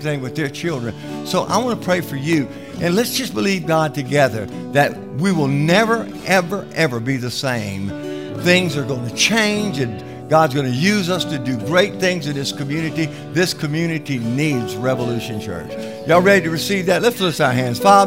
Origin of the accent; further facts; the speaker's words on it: South Louisiana, United States; I came from South Louisiana